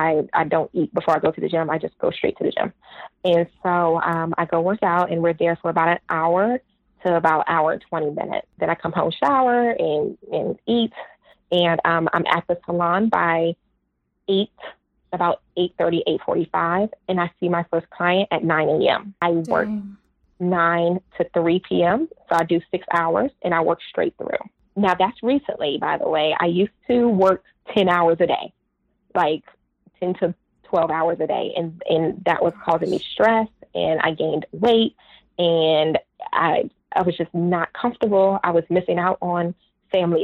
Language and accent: English; Washington, District of Columbia, United States; moved away as an adult; also born or lived in Atlanta, Georgia; I danced at the Kennedy Center because I'm from Washington, D.C.